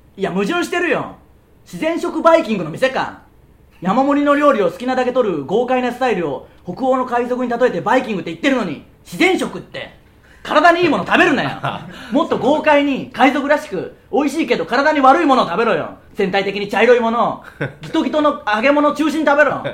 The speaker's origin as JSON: {"language": "Japanese", "town": "Tsuyama", "region": "Okayama", "country": "Japan", "tie": "born or raised there", "said": "僕らの地元である岡山県津山市"}